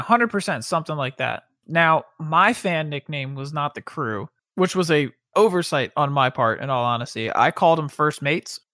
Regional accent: Pennsylvania, United States; moved away; I'm from Pennsylvania

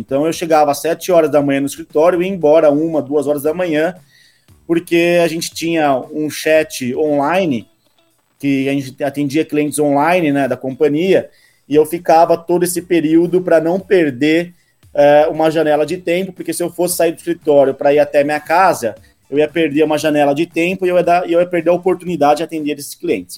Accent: Rio Claro, São Paulo, Brazil; moved away as an adult; now in São Paulo, Brazil; eu sou do interior de São Paulo, de Rio Claro, e vim para São Paulo há praticamente seis anos

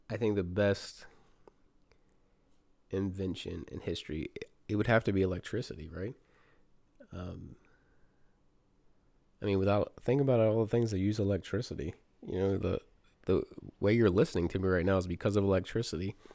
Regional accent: North Carolina, United States; born there; also born or lived in Virginia; now in Maryland, United States; I live in Maryland. I was born in North Carolina. I've lived in Virginia and then Maryland

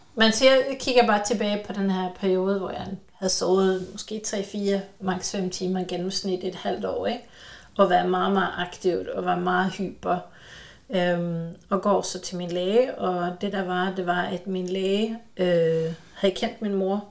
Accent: Sweden; jeg er både svensker

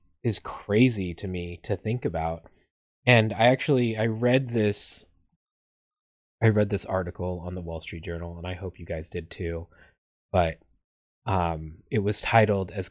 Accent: Las Vegas, Nevada, United States; I grew up in Vegas

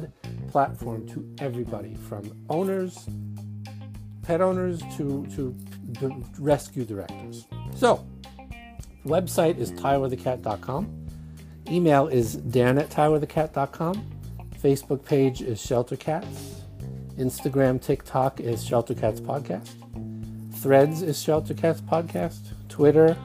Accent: New York City, New York, United States; accent: Brooklyn Jewish; my Brooklyn Jewish accent

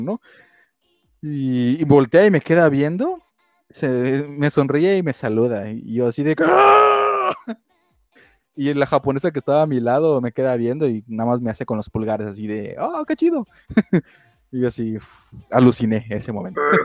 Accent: Mexico; somos de México.

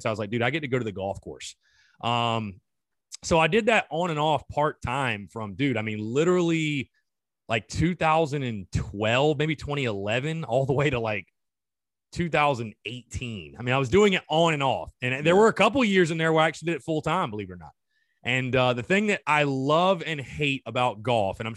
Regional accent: North Augusta, South Carolina, United States; I'm from like the golf mecca, basically, North Augusta, South Carolina, right by Augusta, Georgia.

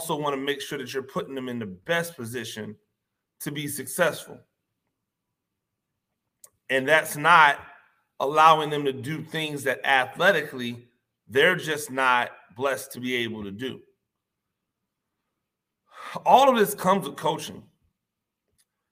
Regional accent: Tampa, Florida, United States; now in Georgia, United States; I'm from Tampa. I don't even live in Florida anymore. I live in Georgia

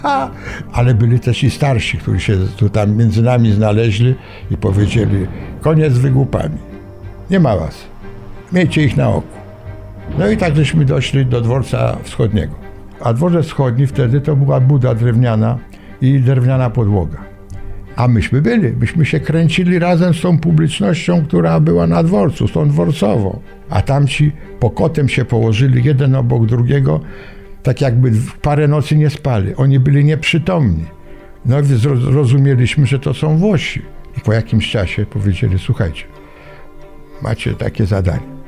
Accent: Warsaw, Masovian Voivodeship, Poland; Jestem warszawiakiem. Do wojny mieszkałem w Warszawie.

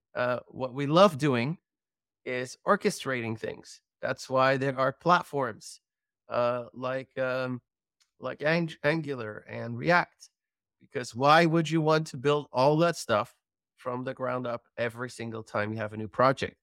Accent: Belgium; I'm from Belgium

